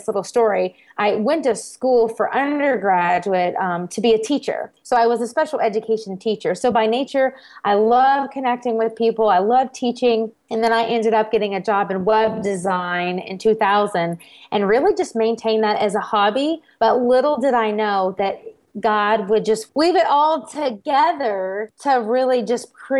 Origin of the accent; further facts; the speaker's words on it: South Carolina, United States; moved away as an adult; also born or lived in Germany / Texas / Tennessee; my hometown in South Carolina